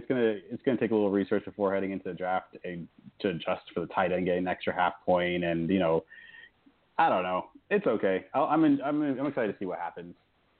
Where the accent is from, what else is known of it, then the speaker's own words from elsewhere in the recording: Miami, Florida, United States; Yeah, we're all from Miami. Grew up in Miami.